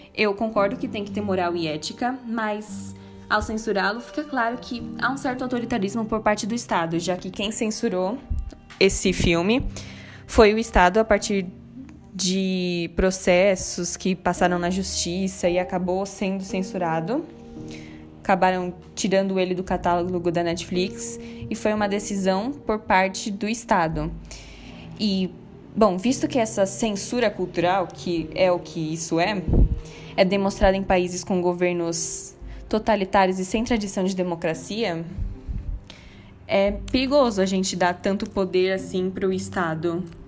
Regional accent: Paulistas, São Paulo, Brazil; nosso passado como paulistas

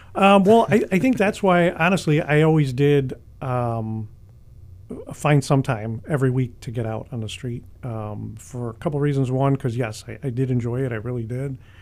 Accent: Chicago, Illinois, United States; I've been born and raised in Chicago

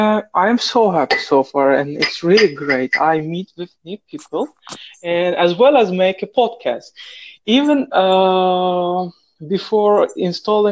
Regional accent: Turkey; moved away as an adult; now in Saudi Arabia; I'm from Turkey, and now I'm living in Saudi Arabia.

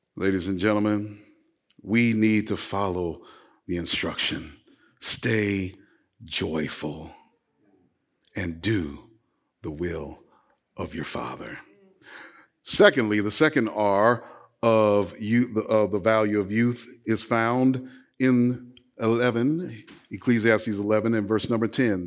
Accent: Los Angeles, California, United States; I grew up playing basketball in Los Angeles, California

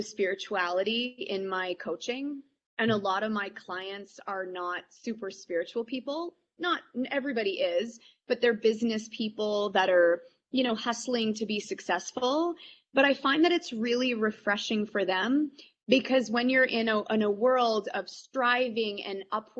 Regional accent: Canada; I think I'm quintessentially Canadian and I hate conflict

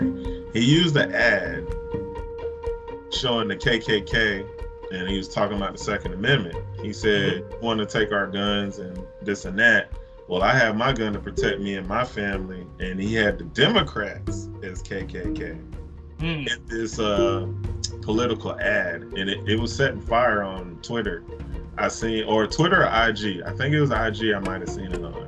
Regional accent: United States; as an American

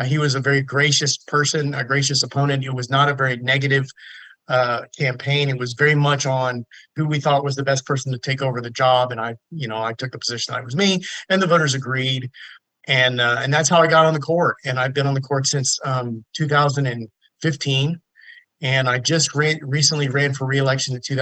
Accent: Sugar Land, Texas, United States; I grew up in Sugar Land

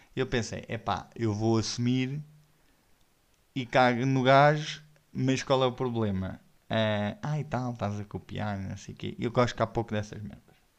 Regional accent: Odivelas, Lisbon, Portugal; eu sou nascido e criado em Odivelas

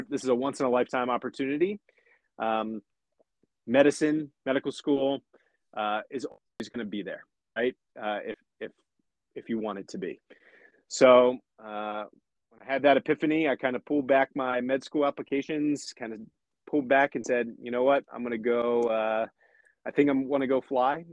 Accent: about 30 minutes south of Lancaster, rural Pennsylvania, United States; I grew up in a small town in Pennsylvania, uh, Lancaster, Pennsylvania. Will put me on the map, uh, but I grew up about 30 minutes south of there uh, in a small rural Amish country, farming, Pennsylvania

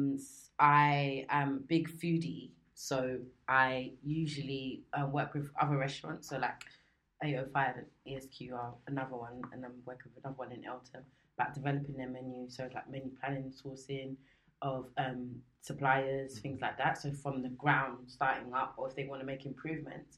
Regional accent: Nigeria; I'm from Nigeria, 32

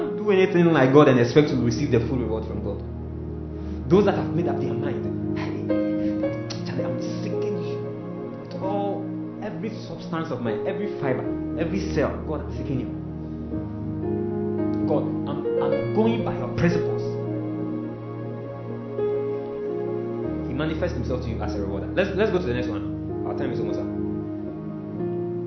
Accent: Kumasi, Ashanti, Ghana; English is a second language; I'm coming from Kumasi. I don't understand English.

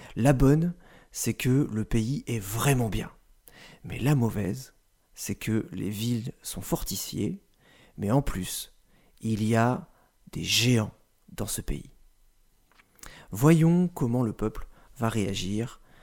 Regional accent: France; En tant que Français

